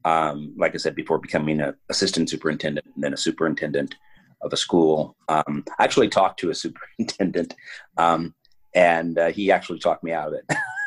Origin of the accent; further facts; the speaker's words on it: San Antonio, Texas, United States; I grew up in San Antonio, Texas, went to Holy Cross High School when I was back in the 70s. Subsequently, I went to UTSA, University of San Antonio.